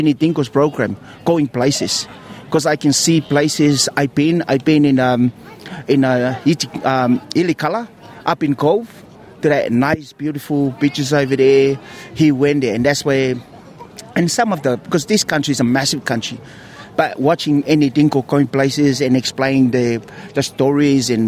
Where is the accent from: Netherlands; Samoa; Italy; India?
Samoa; now in Australia; when I grew up in Samoa